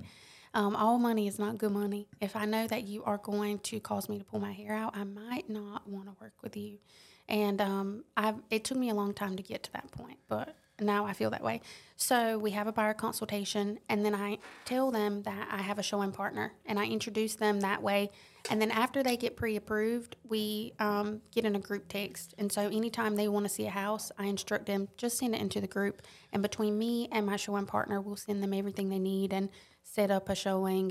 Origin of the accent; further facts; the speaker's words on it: Robeson County, southeastern North Carolina, United States; accent: Lumbee; moved away as an adult; now in Columbia, United States; I'm from North Carolina, southeastern North Carolina, Robeson County